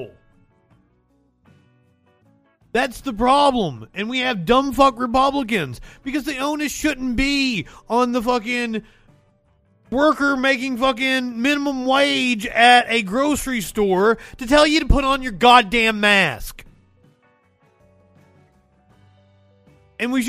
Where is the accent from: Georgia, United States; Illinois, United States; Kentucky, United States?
Kentucky, United States; moved away; I'm from Kentucky.